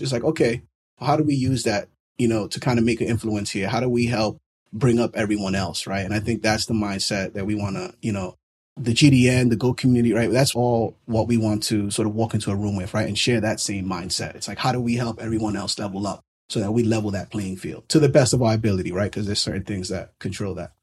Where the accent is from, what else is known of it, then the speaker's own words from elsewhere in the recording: New York City, New York, United States; born and raised in New York City